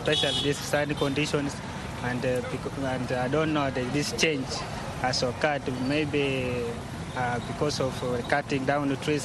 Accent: West Pokot County, Kenya; I come from West Pokot in Kenya, Western Kenya

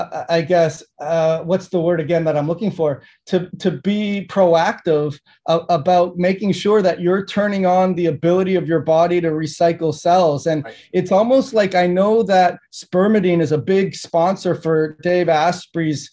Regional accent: Toronto, Ontario, Canada; I grew up in Canada and in Toronto in the 70s

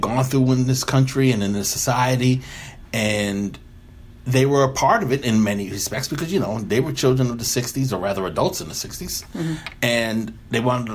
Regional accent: Somerset, United States; me growing up in Somerset nearby

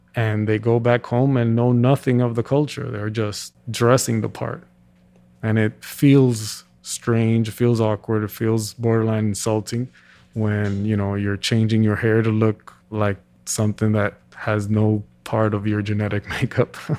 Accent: New York City, New York, United States; born and raised in Washington Heights

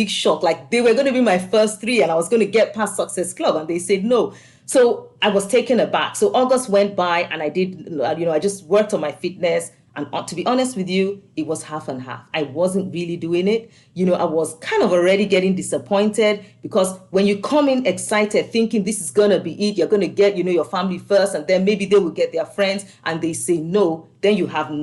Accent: Nigeria; moved away as an adult; also born or lived in Scotland; now in United States; I grew up in Nigeria before I moved to Scotland

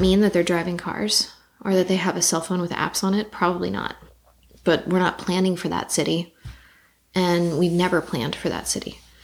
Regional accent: Los Angeles, California, United States; I grew up in Los Feliz in the 90s

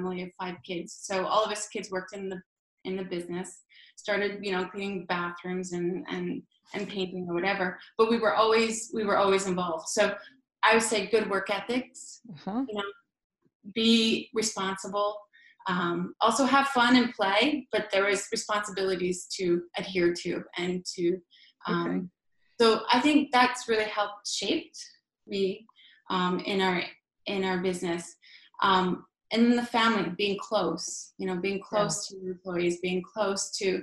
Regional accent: Thunder Bay, Ontario, Canada; now in Frelighsburg, Canada; I come from Thunder Bay, Ontario

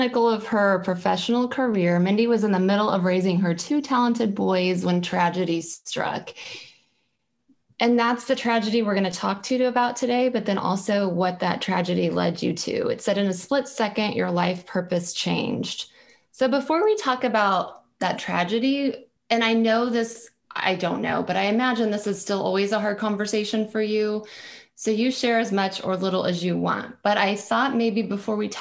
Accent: Kansas City, United States; moved away as an adult; also born or lived in Tulsa, Oklahoma / Overland Park, Kansas; I was born and raised in Kansas City.

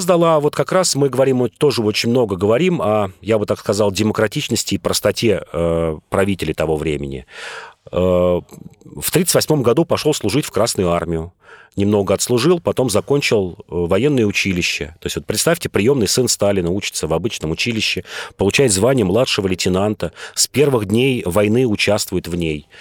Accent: Moscow, Russia; я москвич

